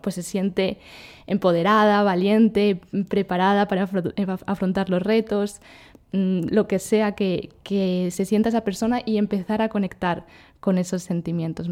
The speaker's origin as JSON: {"language": "Spanish", "country": "Spain", "moved": "yes", "said": "yo soy de España y he estado en México unos meses, ahora estoy en Colombia"}